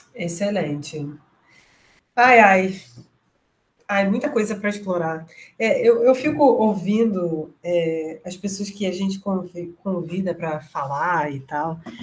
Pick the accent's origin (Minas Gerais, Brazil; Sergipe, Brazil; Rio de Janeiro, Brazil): Rio de Janeiro, Brazil; Nova Iguaçu; eu sou de Nova Iguaçu